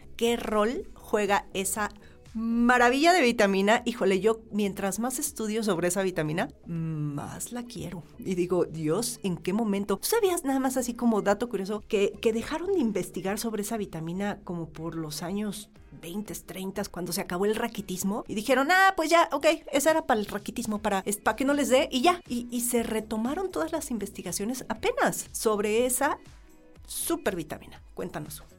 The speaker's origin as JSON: {"language": "Spanish", "country": "Mexico"}